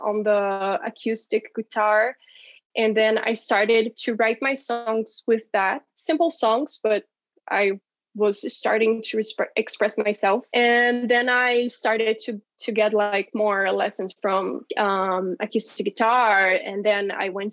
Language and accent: English; Brazil; now in Curitiba, Brazil; my hometown